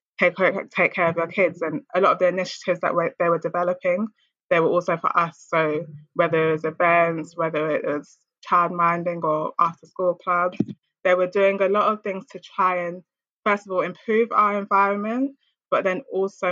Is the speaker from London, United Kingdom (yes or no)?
yes; London, United Kingdom; I grew up in Lewisham Borough in a ward called Catford on an estate called Milford Towers